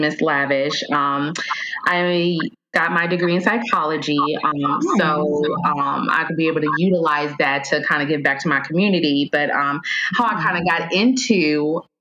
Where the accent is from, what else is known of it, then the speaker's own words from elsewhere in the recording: New York, United States; I'm from New York.